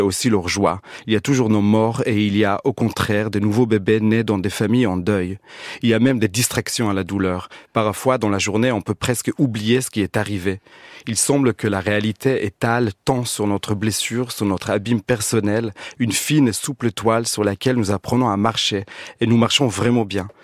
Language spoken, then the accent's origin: French; Israel; now in France; chez moi en Israël